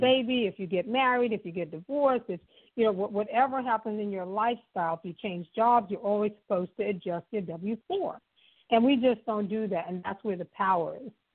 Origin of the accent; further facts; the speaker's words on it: New York City, New York, United States; I was just a poor girl, being born and raised in Harlem